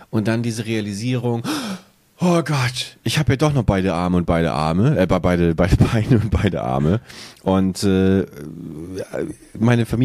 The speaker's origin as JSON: {"language": "German", "town": "Buchholz", "region": "Lower Saxony", "country": "Germany", "tie": "born or raised there", "said": "wie ich in meiner alten Heimatstadt Buchholz äh, an so einer Kreuzung, an der ich früher gewohnt habe, langfahre"}